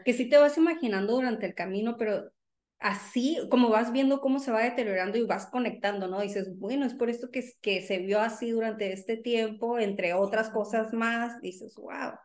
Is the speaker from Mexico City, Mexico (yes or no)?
no; Sonora, Mexico; now in United States; rockera, sonorense